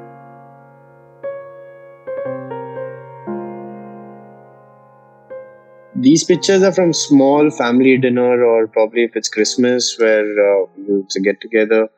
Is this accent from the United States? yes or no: no; Mumbai, Maharashtra, India; I was born in 1992 in Bombay, in Borivali